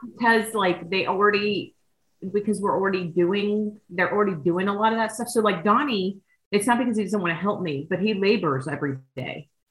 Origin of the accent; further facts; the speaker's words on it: Miami-Dade County, Florida, United States; I grew up in Miami-Dade County